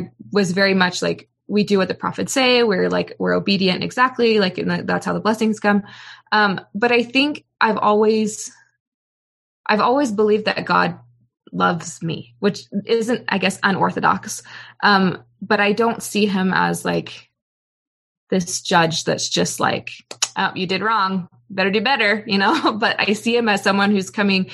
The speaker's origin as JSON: {"language": "English", "area": "Bay Area", "region": "California", "country": "United States", "tie": "born or raised there", "said": "I grew up in California"}